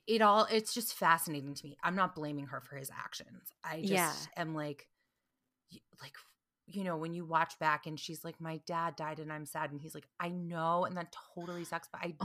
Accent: North Carolina, United States; moved away; also born or lived in New York; I'm from North Carolina, but I lived in New York for almost as long as I lived in North Carolina.

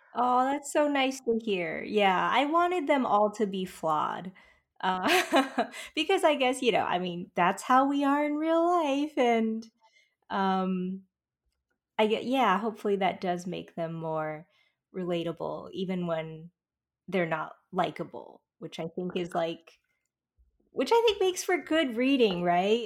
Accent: California, United States; also born or lived in France / Taiwan; now in New York, United States; I'm from California, that's where I grew up

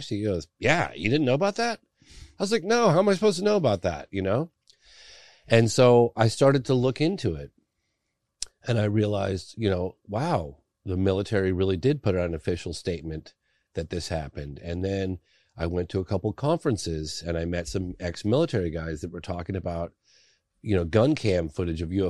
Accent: England, United Kingdom; born there; because I was born in England, he had members of my family writing letters

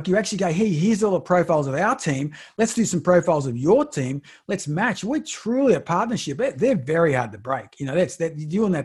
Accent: Australia; I'm from Australia.

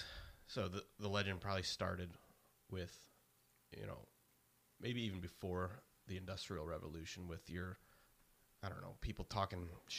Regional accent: United States; me being an American

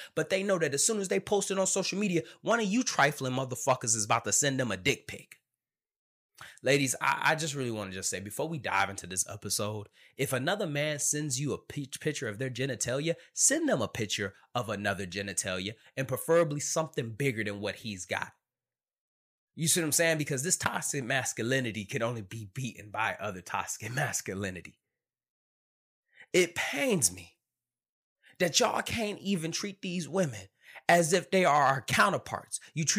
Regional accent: Detroit, Michigan, United States; Growing up in Detroit, Michigan, and everybody knows my story.

